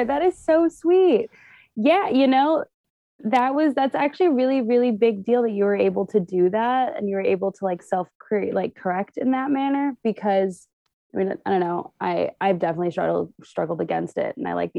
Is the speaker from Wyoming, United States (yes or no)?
no; West Hollywood, California, United States; also born or lived in Santa Monica; So I am born and raised in Los Angeles. I was born in Santa Monica, raised in West Hollywood. And I've also bounced around a lot throughout my life.